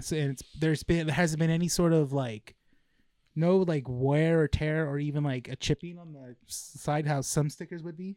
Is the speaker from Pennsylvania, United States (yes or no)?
no; La Habra, California, United States; also born or lived in Downey, California; I was born in Downey and then moved to La Habra.